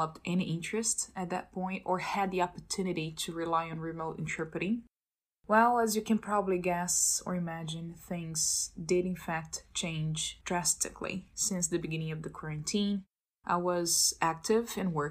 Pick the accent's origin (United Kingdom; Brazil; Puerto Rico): Brazil; Belo Horizonte, Minas Gerais; English is a second language; moved away as an adult; now in Boston, United States; I was born and raised in Belo Horizonte, capital of Minas State, in southeast of Brazil